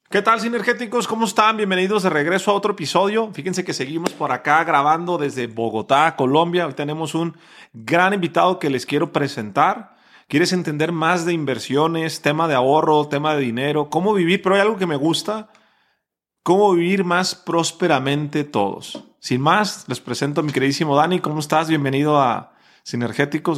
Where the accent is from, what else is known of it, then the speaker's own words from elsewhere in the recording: Mexico; Decimos en México